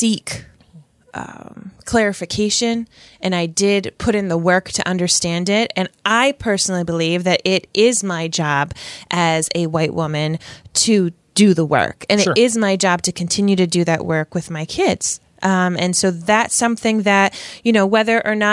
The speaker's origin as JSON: {"language": "English", "region": "Rhode Island", "country": "United States", "tie": "born or raised there", "said": "this cisgendered white woman from Rhode Island"}